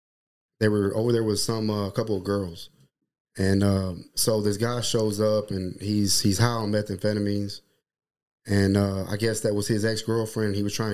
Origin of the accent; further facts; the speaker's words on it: Fort Worth, Texas, United States; So I was born in 1979 in Fort Worth. I grew up right off of 121 Airport Freeway. And that's where I spent my first about 16 and a half years of my life right there. It was a street called Hickory.